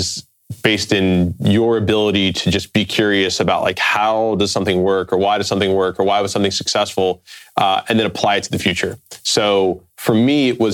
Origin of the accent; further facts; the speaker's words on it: Cincinnati, Ohio, United States; I'm from the Midwest, right? So I grew up in Cincinnati, Ohio